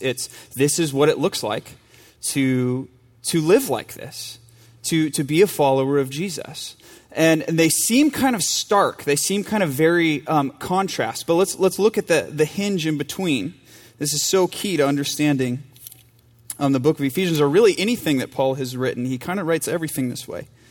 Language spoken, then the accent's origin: English; United States; moved away; my home church and my hometown in front of people who went to high school with me